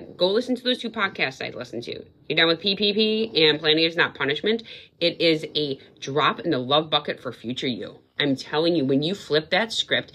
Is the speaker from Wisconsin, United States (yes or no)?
yes; Wisconsin, United States; now in New England, United States; I said scallops because I'm from Wisconsin